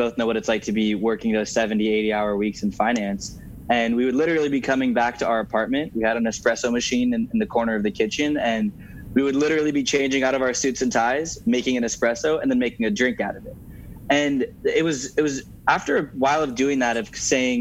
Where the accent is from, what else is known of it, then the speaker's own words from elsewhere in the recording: Southern California, United States; moved away as an adult; now in New York, United States; I'm from Southern California